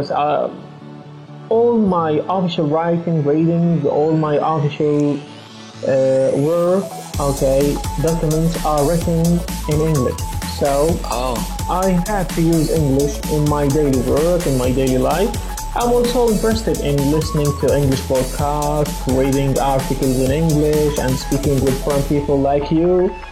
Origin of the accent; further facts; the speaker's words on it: Jordan; I'm from Jordan. Okay, I'm 24 years old.